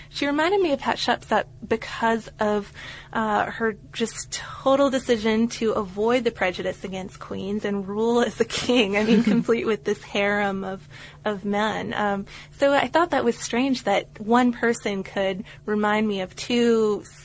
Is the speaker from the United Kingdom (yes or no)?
yes; United Kingdom; now in Yulara, Australia; I'm a British guy who decided to abandon the cubicle and spend a few years traveling around the world.